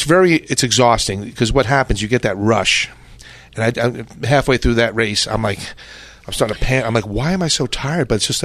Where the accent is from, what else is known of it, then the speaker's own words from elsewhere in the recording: New York City, New York, United States; I'm from New York. I'm from Brooklyn, New York.